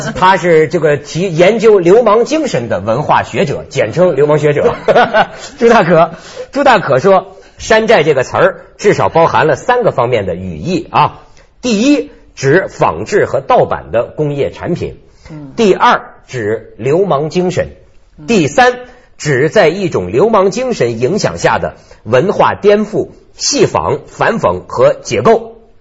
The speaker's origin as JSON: {"language": "Chinese", "town": "Liangshan", "region": "Shandong", "country": "China", "tie": "born or raised there", "moved": "yes", "said": "你像我们老家水泊梁山"}